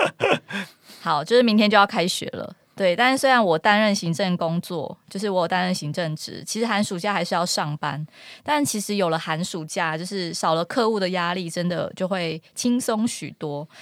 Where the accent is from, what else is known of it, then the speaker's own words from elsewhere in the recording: Kinmen County, Taiwan; first language Hokkien (Minnan); Chinese is a second language; 我是金门人